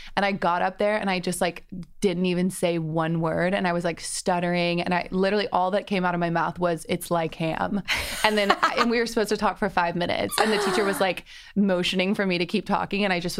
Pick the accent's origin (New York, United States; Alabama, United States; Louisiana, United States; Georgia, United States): Georgia, United States; Atlanta; also born or lived in London, United Kingdom; now in Los Angeles, United States; Yeah, so I was born in London and moved to Atlanta with my whole family when I was like 12. Grew up in Atlanta, loved it, got a college degree in business, and then moved out